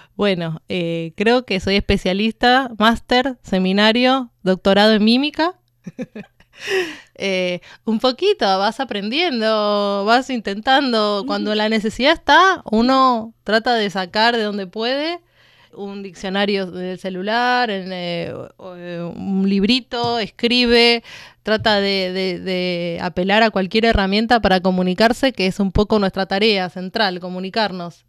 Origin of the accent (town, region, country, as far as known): Buenos Aires, Argentina